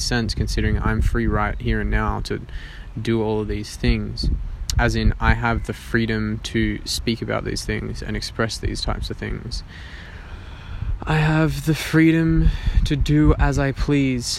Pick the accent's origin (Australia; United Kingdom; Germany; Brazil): Australia